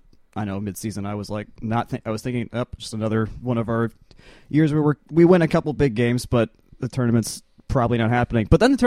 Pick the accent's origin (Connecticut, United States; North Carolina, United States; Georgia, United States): Georgia, United States; So I'm from Georgia, and so the Hope Scholarship whole thing that makes a difference for a lot of people